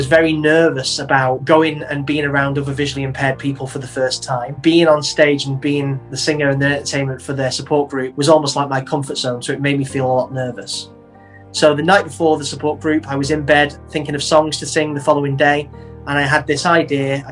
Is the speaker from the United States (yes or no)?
no; Manchester, North West England, United Kingdom; I am 45 and from Manchester.